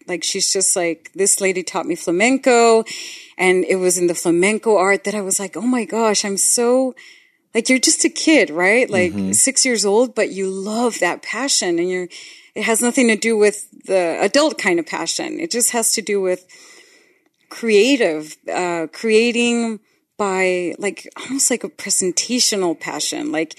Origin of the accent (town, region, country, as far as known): Tijuana, Baja California, Mexico; born or raised there; accent: Tijuana accent; English is a second language; moved away as an adult; also born or lived in Los Angeles; now in United States